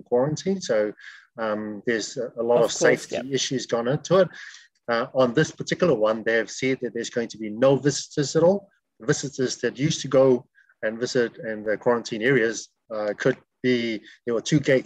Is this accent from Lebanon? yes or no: no; Niue; moved away as an adult; now in New Zealand; I come from Niue